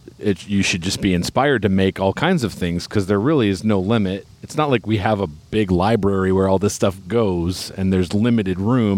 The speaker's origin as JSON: {"language": "English", "region": "Midwest", "country": "United States", "moved": "yes", "lives_now": "California, United States", "said": "I know I'm from the Midwest. It's 5 below 0 where I'm from."}